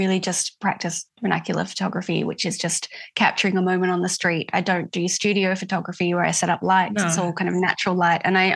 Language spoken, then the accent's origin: English; Adelaide Hills, South Australia, Australia; moved away as an adult; I grew up in the Adelaide Hills and lived there until I was about 20.